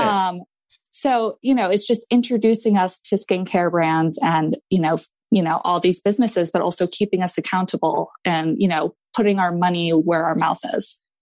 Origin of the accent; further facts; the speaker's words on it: Maine, United States; I am from Maine